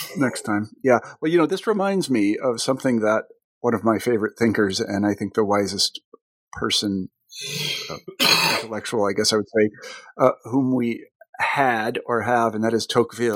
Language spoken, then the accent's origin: English; United States; As an American